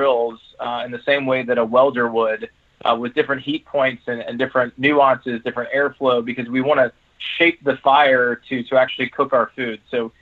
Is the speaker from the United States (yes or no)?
yes; Georgia, United States; I'm from Georgia